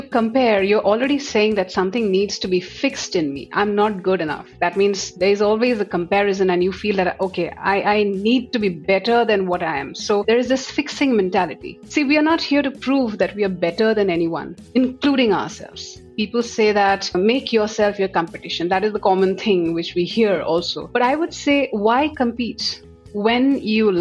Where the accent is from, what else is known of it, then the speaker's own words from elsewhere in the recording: Assam, India; moved away as an adult; also born or lived in Delhi; I come from Assam and I moved to Delhi after passing my MBA specializing in HR